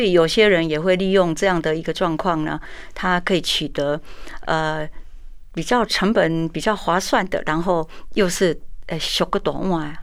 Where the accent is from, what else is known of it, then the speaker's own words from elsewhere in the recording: Taiwan; 我们台湾话鸡婆婆就给伯嘛